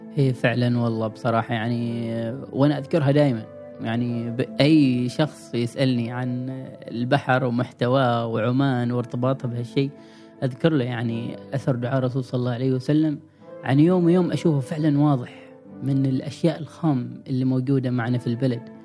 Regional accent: Oman; نحن كعمانيين

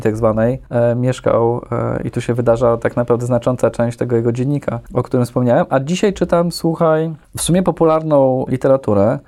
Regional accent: Warsaw, Masovian Voivodeship, Poland; jestem urodzony w Warszawie

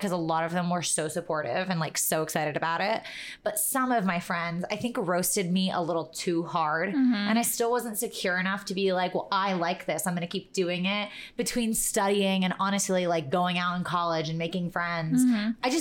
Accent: New York, United States; we grew up in New York

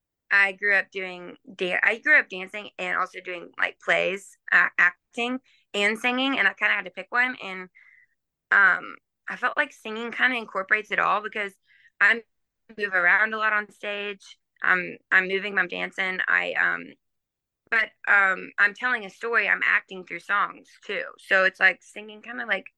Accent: Nashville, Tennessee, United States; I grew up in Nashville, which is not really, like most people move to Nashville to do music, but I grew up there.

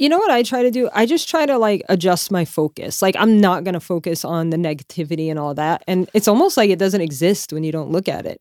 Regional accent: Louisiana, United States; I'm from Louisiana

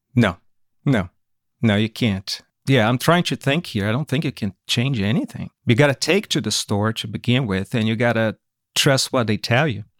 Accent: São Paulo, Brazil; English is a second language; moved away as an adult; also born or lived in California, United States; now in United States; Grew up in São Paulo, Brazil. I was raised there and lived there until I was twenty-nine years old. That's when I moved to America, to California in nineteen ninety-nine

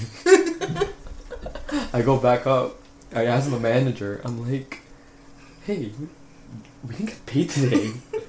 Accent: Philippines; I'm Filipino. How do I not know this?

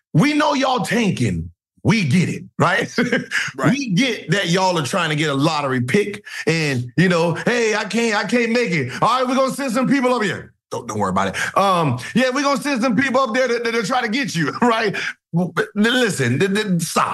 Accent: California, United States; moved away; I'm from Cali

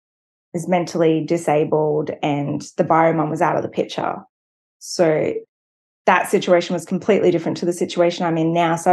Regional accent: Brisbane, Queensland, Australia; I am from Brisbane, Australia, which is in Queensland.

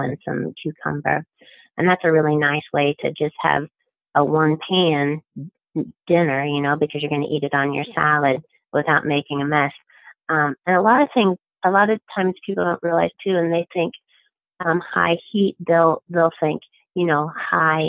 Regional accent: Midwest, United States; moved away; I'm from the Midwest originally. We grew up on bacon grease

